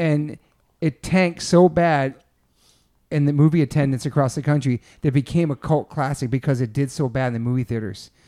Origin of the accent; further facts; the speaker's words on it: East Coast, United States; now in California, United States; There's a lot of us East Coasters out here